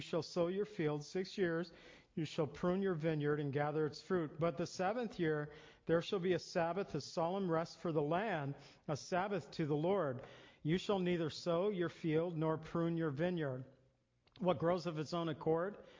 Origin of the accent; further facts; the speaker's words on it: near Zion, Illinois, United States; I grew up near Zion, Illinois